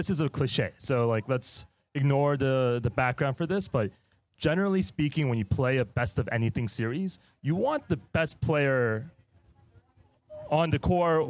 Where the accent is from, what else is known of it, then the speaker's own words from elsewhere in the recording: Houston, Texas, United States; I'm from Houston, Texas.